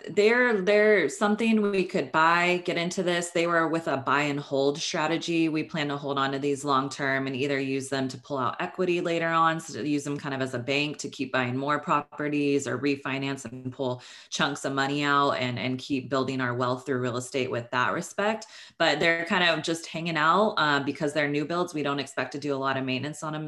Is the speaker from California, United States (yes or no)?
yes; Northern California, United States; moved away as an adult; now in Los Angeles, United States; I am from Northern California. I went to school up there